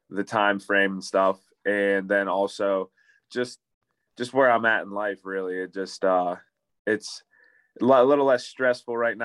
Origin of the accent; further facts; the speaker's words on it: Pittsburgh, Pennsylvania, United States; I live in Pittsburgh and I'm from Pittsburgh